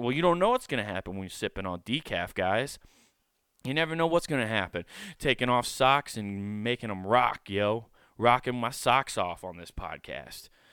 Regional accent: Iowa, United States; I grew up in Iowa, but I grew up in the city.

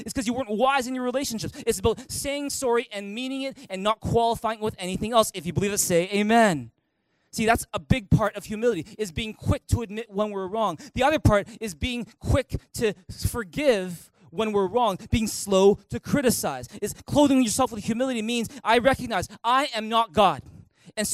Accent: Canada; Well, JB, I'm Canadian. Of course, I say sorry all the time.

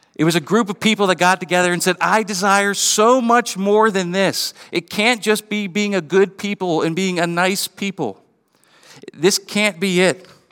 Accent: Western Pennsylvania, United States; growing up in Western P

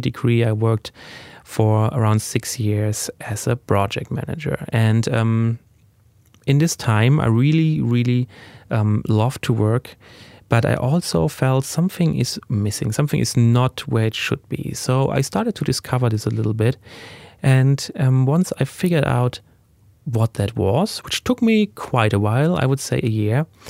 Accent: Germany; English is a second language; I was born in Germany and, uh, raised there

